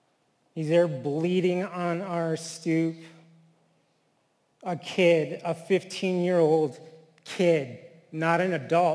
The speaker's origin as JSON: {"language": "English", "region": "New Mexico", "country": "United States", "said": "I am Native. I am from the Tuatha tribe of New Mexico, the people of the Red Willows."}